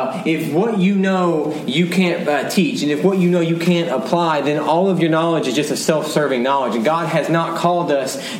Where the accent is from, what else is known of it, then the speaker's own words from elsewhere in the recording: Dallas, Texas, United States; I was born and raised in Dallas. I love my city. I am a homer